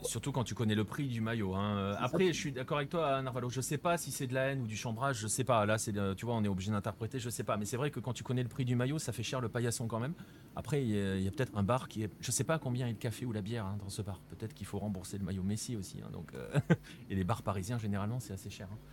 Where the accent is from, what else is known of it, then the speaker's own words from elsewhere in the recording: France; en tant que Français